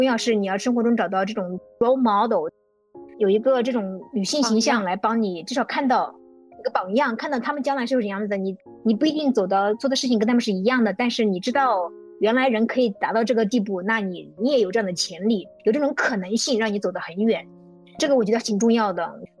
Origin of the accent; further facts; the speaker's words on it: China; now in United States; 然后来品尝中国食物，然后跟我们中国人进行交流的美国人越来越多了。